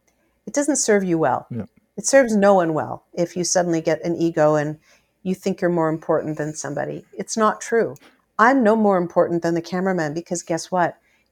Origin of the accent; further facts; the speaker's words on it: Canada; being a Canadian celebrity and being a celebrity at MuchMusic was... not very celebrity-ish.